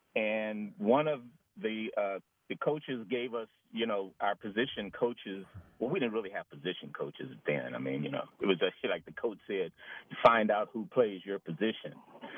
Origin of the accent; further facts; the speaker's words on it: Pittsburgh, Pennsylvania, United States; now in Los Angeles, United States; Growing up in Pittsburgh